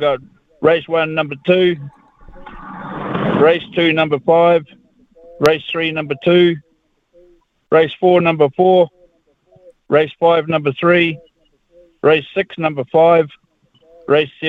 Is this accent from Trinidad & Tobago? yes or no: no; Taranaki, New Zealand; moved away as an adult; also born or lived in South Island; I'm from Taranaki, but I went down there share milking.